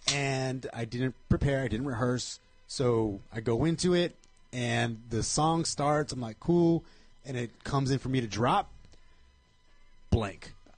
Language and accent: English; Covina, California, United States; it was in my hometown of Covina.